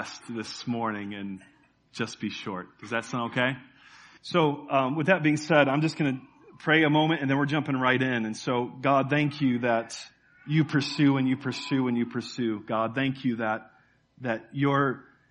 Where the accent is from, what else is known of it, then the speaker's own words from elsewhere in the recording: Chicago, Illinois, United States; We're from Chicago.